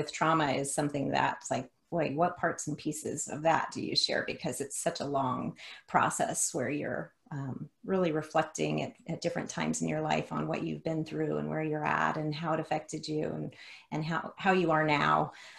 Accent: the South, United States; accent: Southern drawl; I grew up in Hispanic culture. I grew up in the South, so it was a very weird mix of being Hispanic and also Southern. I had a Southern drawl back then.

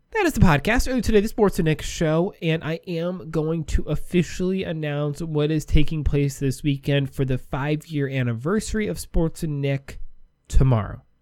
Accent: Wisconsin, United States; I'm from Wisconsin

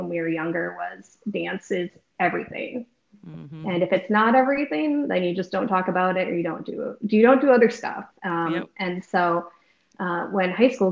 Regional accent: Wisconsin, United States; moved away as an adult; now in Texas, United States; I grew up in Wisconsin. I lived in the same house for 18 years

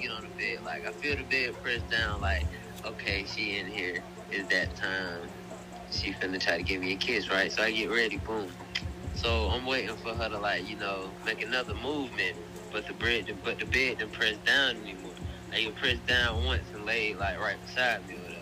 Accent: Atlanta, Georgia, United States; I'm from Atlanta

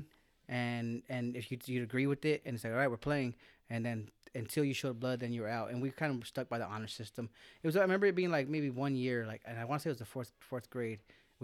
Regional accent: Salinas, California, United States; I moved from Salinas when I was 9.

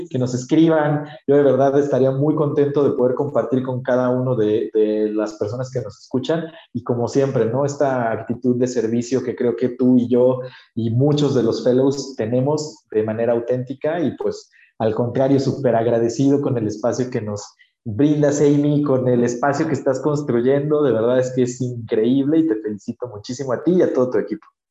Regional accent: Oaxaca, Mexico; yo soy de Oaxaca, México

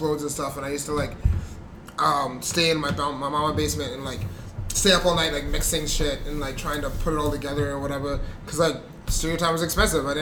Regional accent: Vancouver, British Columbia, Canada; also born or lived in Burnaby; I grew up in East Van and Burnaby

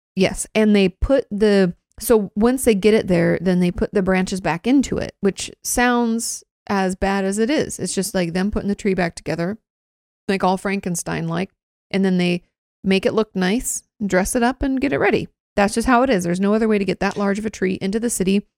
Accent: Washington, United States; moved away as an adult; "Oh, where you from?" I was like, "Oh, Washington."

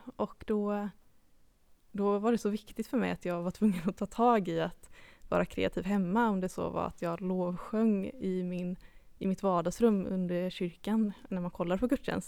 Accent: Habo, Jönköping County, Sweden; moved away as an adult; now in Gothenburg, Sweden; jag kommer ju då från Habo eh, utanför Jönköping

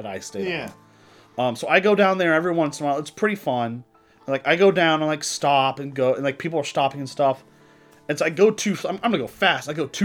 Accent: Texas, United States; I'm from Texas

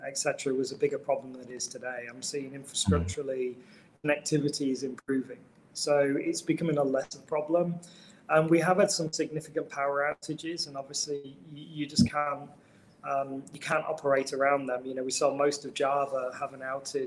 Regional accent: United Kingdom; moved away; Being British.

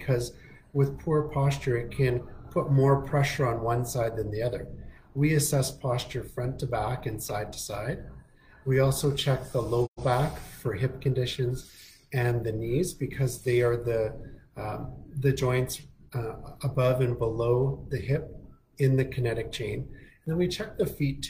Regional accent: Winnipeg, Manitoba, Canada; also born or lived in Toronto, Canada; now in Kelowna, Canada; originally I'm from Winnipeg and went to school in Toronto

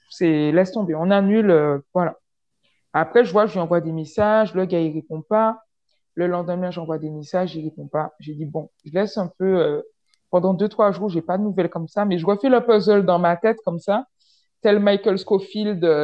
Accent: French West Indies, France; moved away as an adult; Moi, j'ai pas grandi en France hexagonale, donc j'ai grandi aux Antilles, donc c'est pas vraiment posé le problème, entre guillemets euh, avant que j'arrive en, France hexagonale pour les études, tu vois.

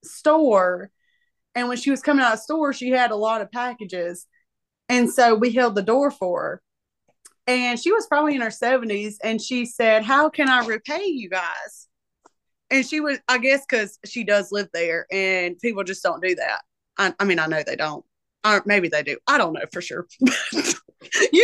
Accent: Moore County, North Carolina, United States; I live here.

